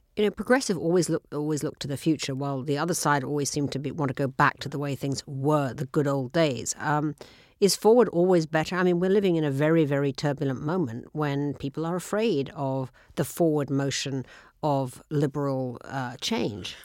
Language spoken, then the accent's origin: English; United Kingdom; now in United States; as a British person